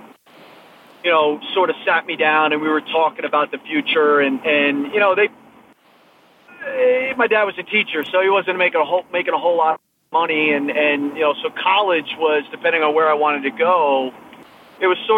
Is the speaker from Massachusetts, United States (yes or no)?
yes; Massachusetts, United States; I grew up in Massachusetts